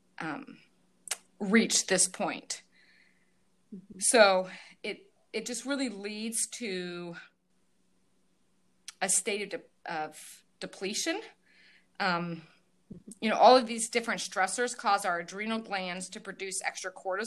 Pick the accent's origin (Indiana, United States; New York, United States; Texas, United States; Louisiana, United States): Indiana, United States; Northeast; I am from Northeast Indiana